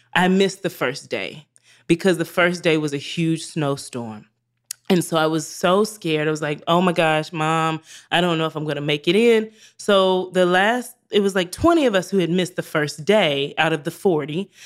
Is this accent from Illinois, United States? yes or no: no; Greenville, South Carolina, United States; moved away as an adult; also born or lived in New York; I'm from Greenville, South Carolina